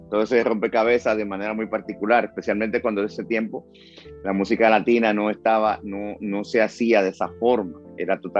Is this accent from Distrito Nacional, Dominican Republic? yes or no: yes; Santo Domingo, Distrito Nacional, Dominican Republic; Sí, nací en Santo Domingo